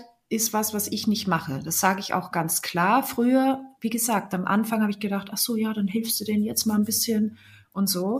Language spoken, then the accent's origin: German; Salzburg Land, Austria; moved away as an adult; now in Bremen, Germany; Ich bin ja in Österreich geboren und aufgewachsen, im schönen Salzburger Land